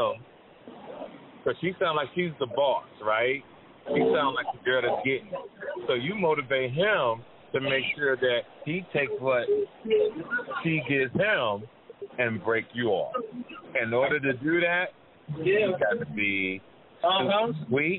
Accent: Jersey City, New Jersey, United States; I grew up in that area. I'm from Jersey City.

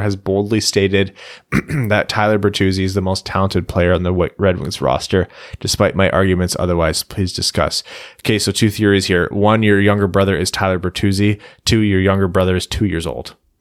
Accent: Windsor, Ontario, Canada; I'm from Windsor

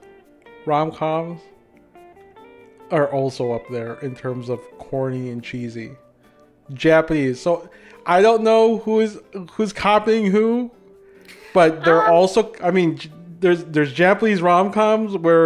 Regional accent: Philippines

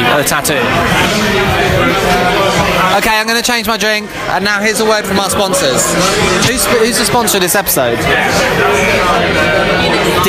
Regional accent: Harrow, London, United Kingdom; I'm from Harrow

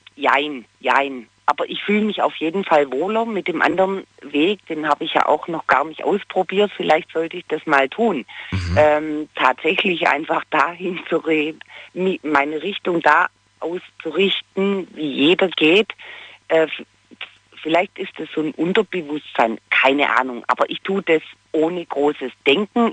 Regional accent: Baden-Württemberg, Germany

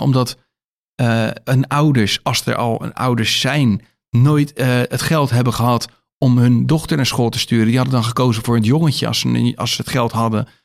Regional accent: Rotterdam, South Holland, Netherlands; waar ik vandaan kom in Nederland en met name in Rotterdam

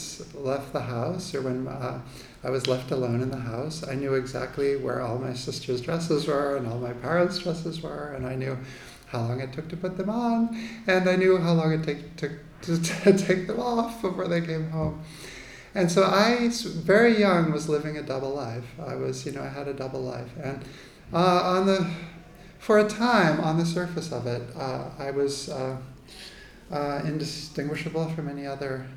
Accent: Needham, Massachusetts, United States; now in New York, United States; I was born in Needham, Massachusetts, outside of Boston, which then and now is a very lily-white suburb. And I was I was born in 1970, so I'm in my late 40s. So I grew up one of four children in an Irish Catholic family outside of Boston

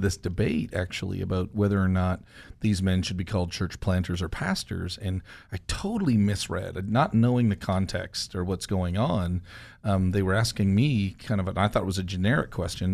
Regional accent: Canada; moved away; also born or lived in Joplin, Missouri; I came from Canada to Joplin

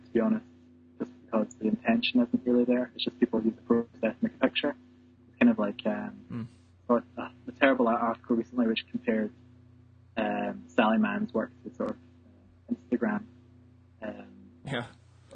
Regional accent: Scotland, United Kingdom; growing up in Scotland

